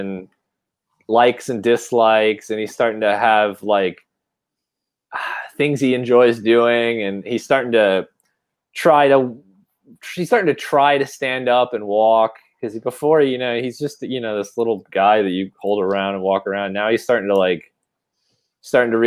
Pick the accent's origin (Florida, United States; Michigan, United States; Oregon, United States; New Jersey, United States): Florida, United States; Jacksonville; moved away as an adult; also born or lived in Atlanta / Brooklyn, New York; now in Philadelphia, United States; I'm from Florida